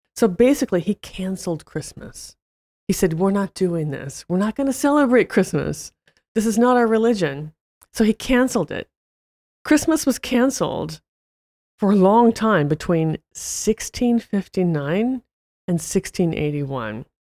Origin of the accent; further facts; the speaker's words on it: United States; even as an American